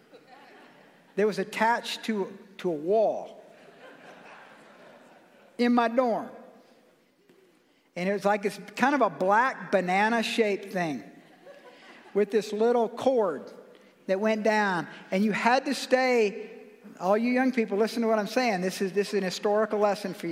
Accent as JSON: {"language": "English", "country": "United States", "said": "I must be a Christian because I'm an American"}